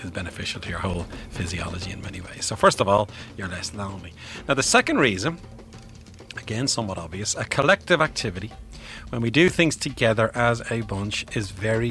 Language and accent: English; Bray, Leinster, Ireland; I'm from Bray, County Wicklow